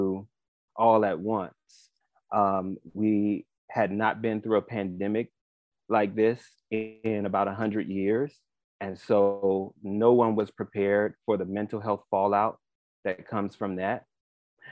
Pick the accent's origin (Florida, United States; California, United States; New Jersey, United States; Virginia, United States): Florida, United States; Miami; I grew up here, right here in Miami, born and raised